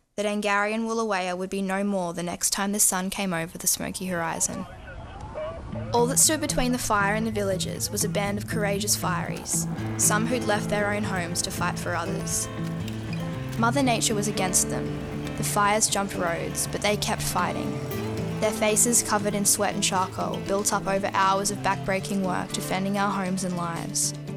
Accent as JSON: {"language": "English", "town": "Yamba", "region": "New South Wales", "country": "Australia", "tie": "born or raised there", "said": "my hometown of Yamba in the far north coast of New South Wales"}